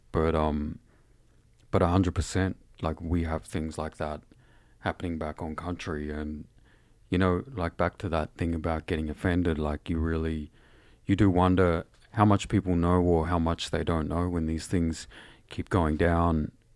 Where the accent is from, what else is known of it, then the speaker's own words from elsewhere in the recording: Shepparton, Victoria, Australia; also born or lived in Mooroopna; I was born in the township by the name of Shepparton, and I was raised, um, in the Shepparton area